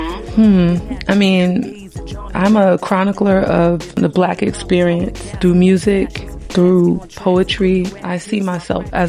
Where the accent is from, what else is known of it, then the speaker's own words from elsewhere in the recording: New Haven, Connecticut, United States; I'm from New Haven, Connecticut